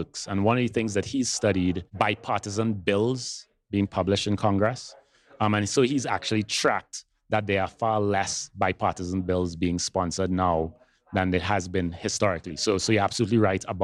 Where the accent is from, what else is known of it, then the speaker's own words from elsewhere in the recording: Trinidad & Tobago; moved away; I grew up in Trinidad and Tobago. That's where I'm from originally. So those of you who notice a little bit of an accent, that's where it's from.